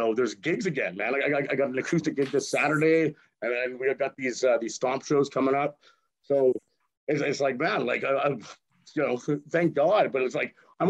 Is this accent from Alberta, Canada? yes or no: yes; Edmonton, Alberta, Canada; I grew up in Edmonton. Like I've been here basically my whole life.